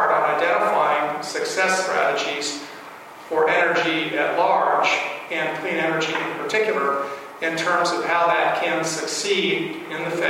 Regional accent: Virginia, United States; the state of Virginia, my home state

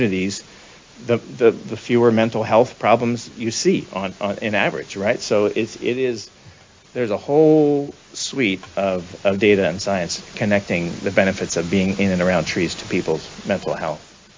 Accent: Sioux City, Iowa, United States; I grew up in Western Iowa

